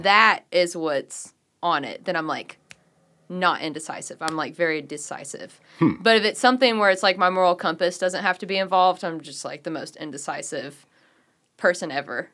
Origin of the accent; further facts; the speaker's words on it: Walls, Mississippi, United States; also born or lived in Memphis, Tennessee; So I was born in Memphis, but I grew up in the Delta in Walls, Mississippi.